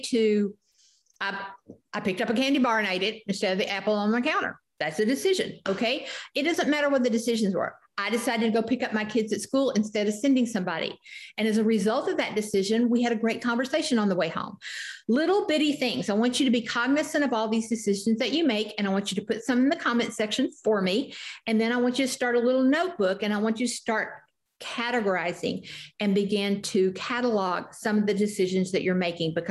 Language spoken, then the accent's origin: English; the South, United States; I grew up in the South, drank sweet tea